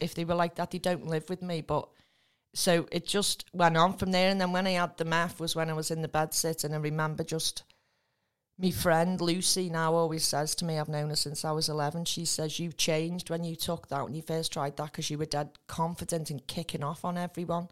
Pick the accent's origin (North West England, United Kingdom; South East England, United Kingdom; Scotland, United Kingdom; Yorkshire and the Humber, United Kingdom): North West England, United Kingdom; Spital; also born or lived in Tranmere / Rock Ferry; I grew up in Spittal